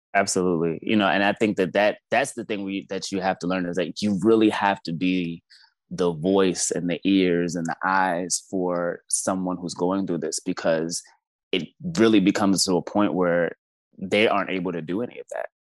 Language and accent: English; Baltimore, Maryland, United States; now in Washington, D.C., United States; I'm originally from Baltimore, Maryland